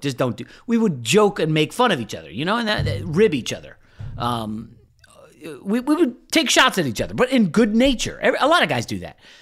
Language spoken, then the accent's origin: English; Northern Virginia, United States; we grew up in Northern Virginia